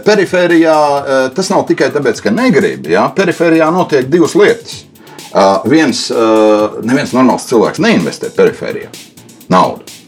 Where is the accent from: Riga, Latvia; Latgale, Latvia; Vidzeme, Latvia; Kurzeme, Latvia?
Kurzeme, Latvia; Suiti; mēs esam piedzimuši gan latvieši, jā, uh, kas mums ir svarīgi, un, un mēs esam piedzimuši arī suiti.